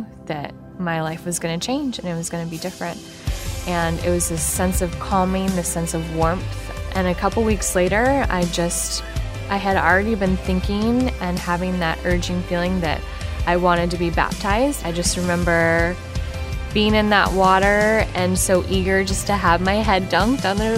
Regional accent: Woodinville, Washington, United States; I grew up in Woodinville with my mom, my dad, and my brother, in kind of a strict home environment

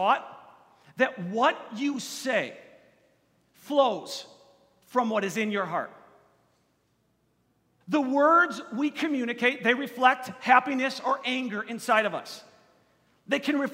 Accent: Kenosha, Wisconsin, United States; I am from Kenosha, Wisconsin, which is a little bit south of Milwaukee

